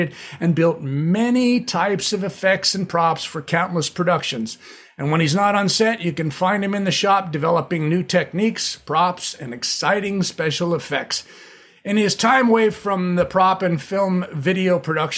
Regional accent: Southern California, United States; also born or lived in Ventura, California; a Southern California beach bum raised

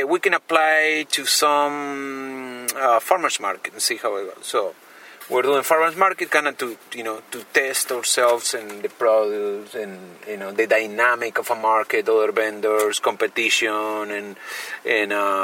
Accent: Argentina; moved away as an adult; now in Yolo County, United States; I'm from Argentina, and I live in Yolo County

